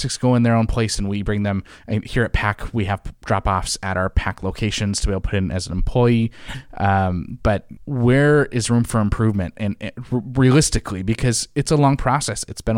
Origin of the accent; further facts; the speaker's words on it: California, United States; Channel 9 for me in the Bay Area where I grew up.